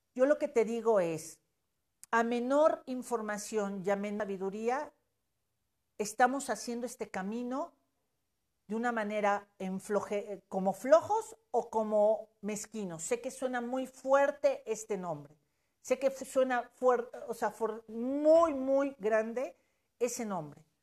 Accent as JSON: {"language": "Spanish", "country": "Mexico", "said": "como mexicanos y yo me considero mexicana"}